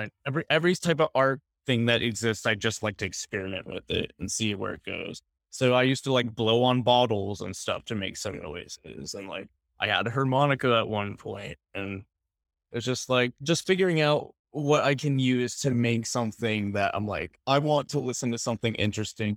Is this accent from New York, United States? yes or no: no; Northern California, United States; moved away as an adult; now in Portland, United States; I am from California, Northern California